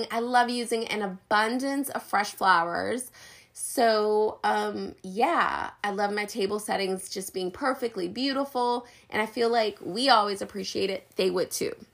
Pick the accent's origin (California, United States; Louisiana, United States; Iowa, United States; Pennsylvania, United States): Louisiana, United States; New Orleans; I mean, I'm from New Orleans.